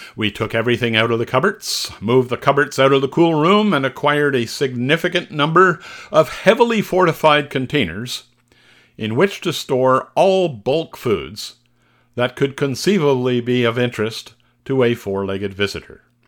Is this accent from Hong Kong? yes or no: no; Canada; Being Canadian